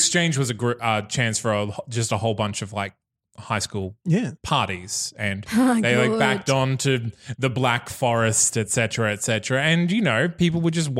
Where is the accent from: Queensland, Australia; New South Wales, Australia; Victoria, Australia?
Queensland, Australia; Bundaberg; I'm from Bundaberg.